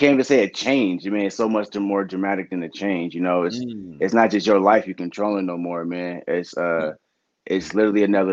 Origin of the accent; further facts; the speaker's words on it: Sacramento, California, United States; growing up in South Sac